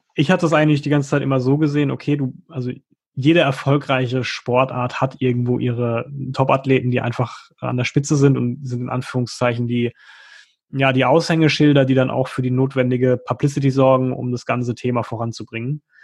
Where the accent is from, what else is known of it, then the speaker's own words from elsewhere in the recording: Germany; bei uns in Deutschland